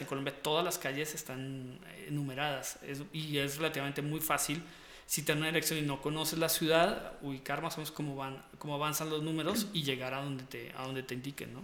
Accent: Costa Rica; moved away; yo de pequeño me crié en Costa Rica en Costa Rica.

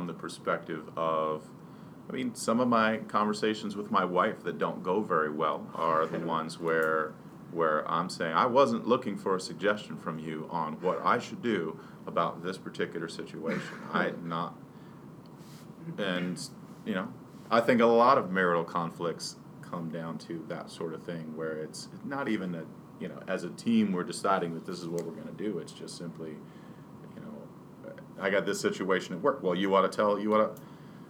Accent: Pennsylvania, United States; now in Virginia, United States; I'm a hunter and I'm from Pennsylvania

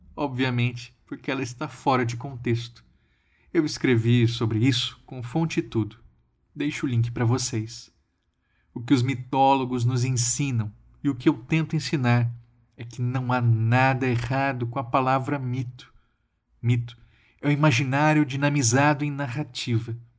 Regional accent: Mato Grosso do Sul, Brazil; Na minha terra, Mato Grosso do Sul

